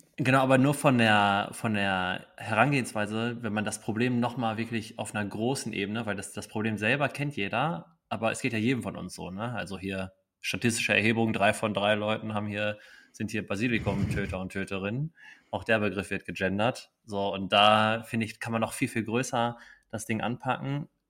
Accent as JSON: {"language": "German", "town": "Dortmund", "region": "North Rhine-Westphalia", "country": "Germany", "said": "als Dortmunder kann man auch sagen"}